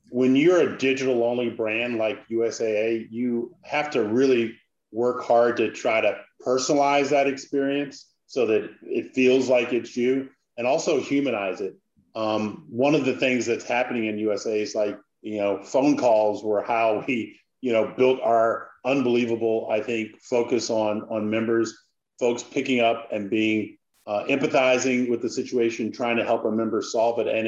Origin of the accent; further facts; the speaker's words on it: Washington, District of Columbia, United States; I grew up in the Washington D.C. area.